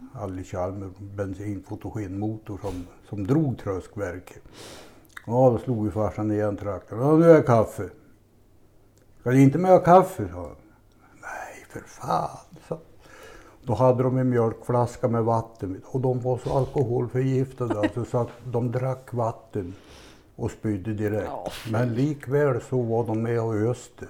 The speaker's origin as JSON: {"language": "Swedish", "town": "Lindesberg", "region": "Örebro County", "country": "Sweden", "tie": "born or raised there"}